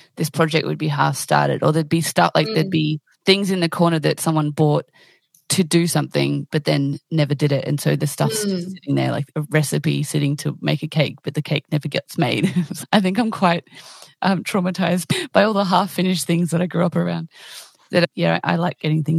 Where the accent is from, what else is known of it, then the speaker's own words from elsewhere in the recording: Australia; I'm Australian